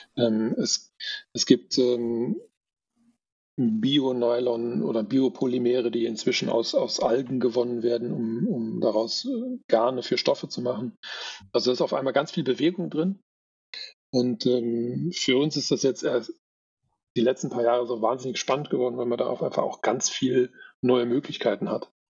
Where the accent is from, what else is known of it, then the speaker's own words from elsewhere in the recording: Bonn, North Rhine-Westphalia, Germany; moved away; ich komme ja eigentlich aus NRW, aus Bonn